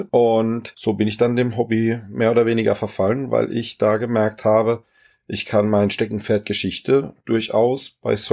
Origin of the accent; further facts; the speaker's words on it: Germersheim, Rhineland-Palatinate, Germany; Ja, ich komme aus Germersheim. Das ist eine ganz kleine, schöne, alte Festungsstadt am Rhein. Hat circa 20.000 Einwohner.